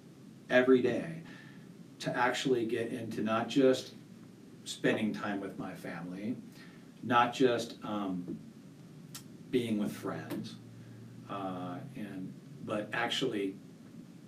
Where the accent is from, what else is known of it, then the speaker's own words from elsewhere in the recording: Santa Barbara County, California, United States; moved away as an adult; also born or lived in Santa Cruz, California; now in Colorado Springs, United States; I grew up in Santa Barbara County